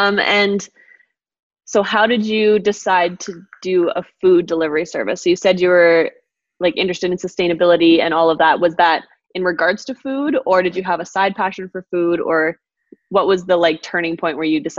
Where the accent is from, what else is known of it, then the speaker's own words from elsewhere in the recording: Calgary, Alberta, Canada; It's always good to hear Calgary natives. I'm one as well. People always are like, oh my God, you're from Calgary.